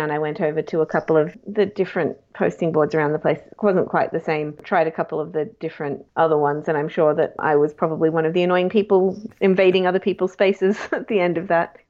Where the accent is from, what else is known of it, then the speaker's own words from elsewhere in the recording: Japan; also born or lived in South Korea; now in Australia; I grew up in Japan and Korea. My dad is a diplomat, and I first moved to Yokohama in Japan when I was 3 months old and lived in Yokohama for 3 years, then Tokyo for two